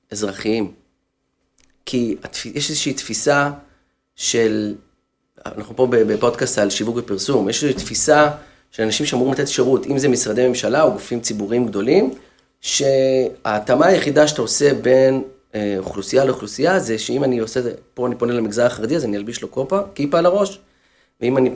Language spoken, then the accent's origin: Hebrew; Haifa, Haifa District, Israel; כחיפאי לשעבר. אז גיליתי שם את uh, חלק אה, מילדותי.